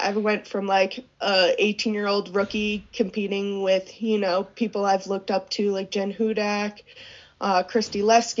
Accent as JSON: {"language": "English", "region": "East Coast", "country": "United States", "tie": "born or raised there", "lives_now": "Park City, United States", "said": "I love that I grew up skiing on the East Coast. Those are my roots."}